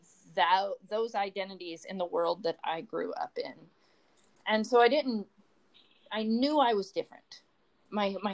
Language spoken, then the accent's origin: English; rural Texas, United States; moved away as an adult; also born or lived in New Mexico; now in New Hampshire, United States; I grew up in public schools in rural Texas